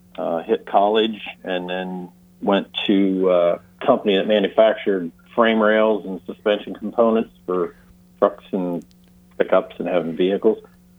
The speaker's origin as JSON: {"language": "English", "region": "Central Pennsylvania", "country": "United States", "tie": "born or raised there", "said": "I grew up in Central Pennsylvania where if you didn't do something truck related, you were out of work."}